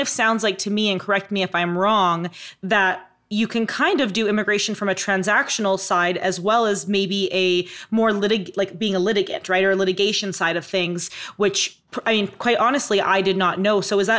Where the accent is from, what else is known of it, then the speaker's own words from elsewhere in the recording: Canada; now in United States; as a Canadian living in the U.S., this is kind of a fun topic for me